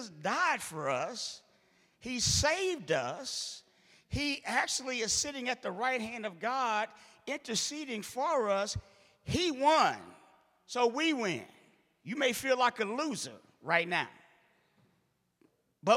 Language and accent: English; St. Louis, Missouri, United States; I'm from St. Louis